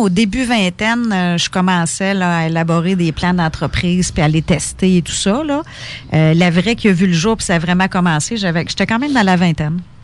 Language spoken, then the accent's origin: French; Quebec, Canada; also born or lived in Ontario; je suis québécoise, je suis québécoise